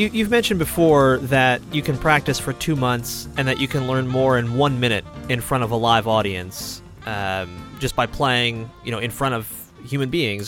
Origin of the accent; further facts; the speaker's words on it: Lenox, Massachusetts, United States; my hometown is Lenox, Massachusetts